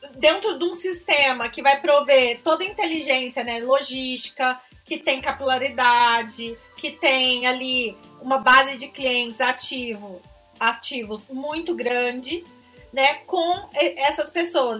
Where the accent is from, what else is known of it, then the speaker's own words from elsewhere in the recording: Franca, São Paulo, Brazil; accent: interior; sou de Franca, sou do interior, acho que pelo sotaque dá pra perceber.